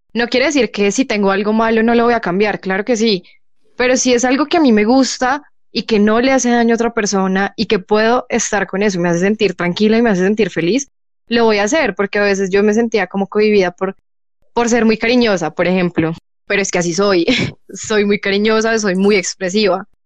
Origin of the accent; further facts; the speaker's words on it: Colombia; soy colombiana